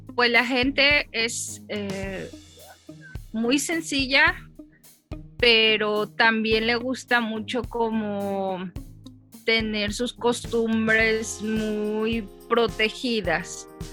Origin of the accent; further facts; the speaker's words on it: Mexico City, Mexico; moved away as an adult; now in El Salvador; yo soy de la Ciudad de México, pero tiene poquito que me casé y me vine a vivir acá a Centroamérica, en El Salvador